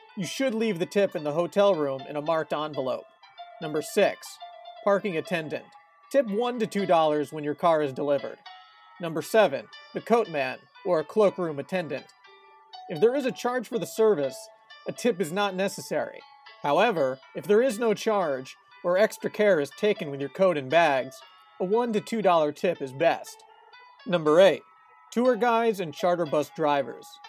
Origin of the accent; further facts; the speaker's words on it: United States; born and raised in America